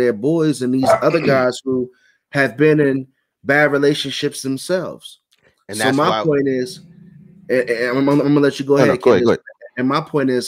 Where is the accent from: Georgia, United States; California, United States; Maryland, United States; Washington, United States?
Maryland, United States; Suitland; growing up in Suitland, Maryland